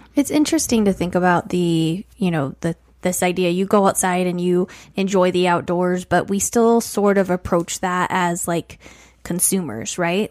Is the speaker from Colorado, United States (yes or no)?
yes; Colorado Springs, Colorado, United States; growing up in Colorado Springs